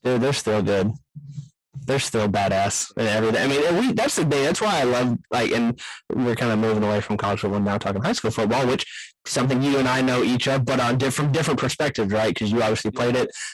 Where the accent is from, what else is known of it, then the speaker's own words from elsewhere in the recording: East Texas, United States; I grew up in East Texas